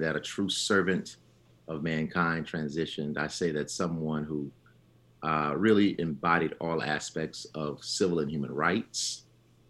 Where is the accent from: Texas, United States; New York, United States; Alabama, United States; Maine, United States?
Alabama, United States; Selma; I grew up in Selma, Alabama